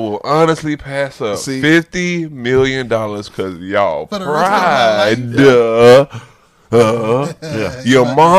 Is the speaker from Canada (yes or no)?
no; Cocoa, Florida, United States; Cocoa. You know what I'm saying? Lost in my hometown.